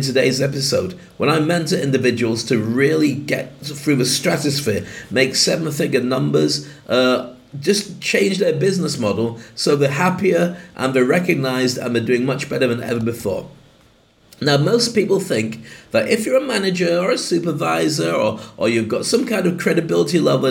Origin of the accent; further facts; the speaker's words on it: United Kingdom; moved away as an adult; now in Dubai, United Arab Emirates; I'm proud of being a Brit, I love the UK